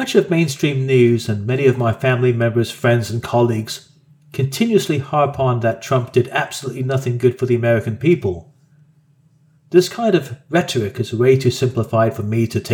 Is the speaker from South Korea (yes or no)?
no; Australia; Us Australians